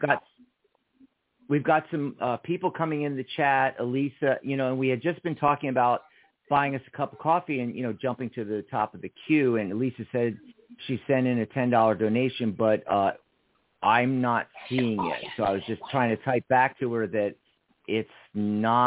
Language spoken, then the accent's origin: English; Pennsylvania, United States; moved away as an adult; also born or lived in Seattle / Lake Stevens, Washington / San Francisco / Los Angeles; now in Tucson, United States; I escaped Pennsylvania when I was 18